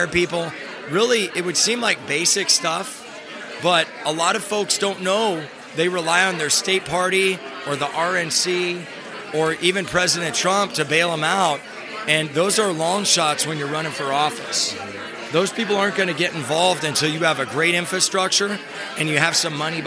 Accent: California, United States; I'm from the Communist Republic of California

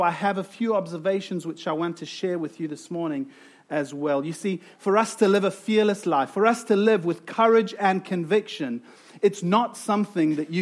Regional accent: South Africa; accent: South African; moved away; you've probably heard from my accent that I am from South Africa

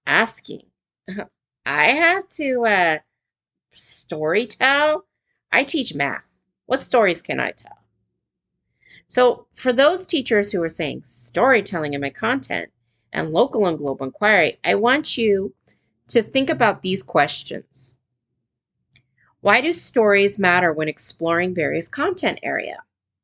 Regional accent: United States; as an American teacher

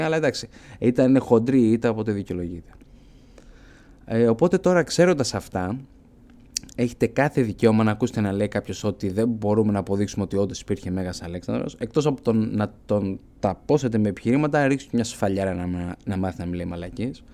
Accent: Elounda, Crete, Greece; από το χωριό μου την Ελούντα

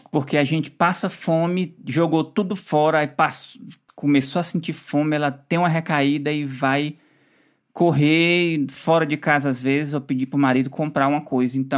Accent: Ceará, Brazil; Eu sou cearense, adoro comer farofa.

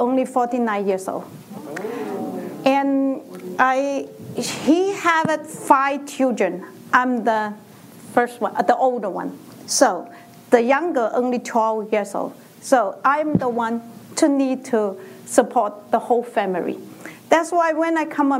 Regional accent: China; English is a second language; moved away as an adult; now in United States; In 1995, I moved to America from China. In China, I am a teacher.

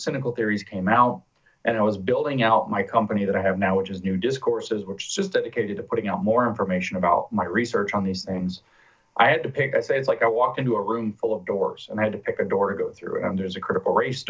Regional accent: United States; Being American

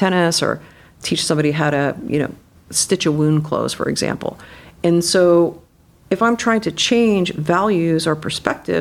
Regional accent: Canada; now in United States; I grew up in Canada

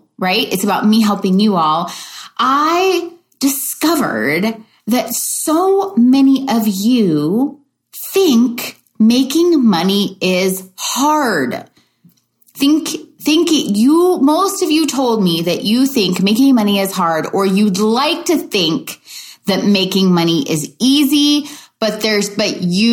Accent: Louisville, Kentucky, United States; I grew up in the Midwest in Louisville, Kentucky

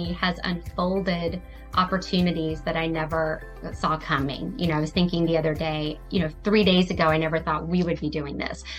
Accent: Palm Harbor, Florida, United States; I do have some stores in my hometown in Palm Harbor, Dunedin, as well as in South Carolina on the coast

